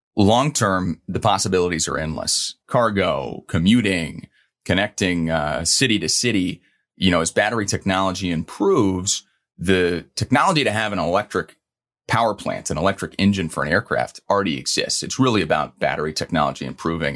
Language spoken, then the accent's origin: English; Louisville, Kentucky, United States; now in New York, United States; growing up in Louisville, Kentucky.